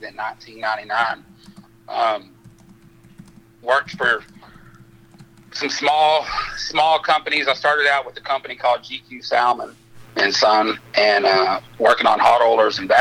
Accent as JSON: {"language": "English", "town": "Odessa", "region": "Texas", "country": "United States", "said": "From Odessa, Texas."}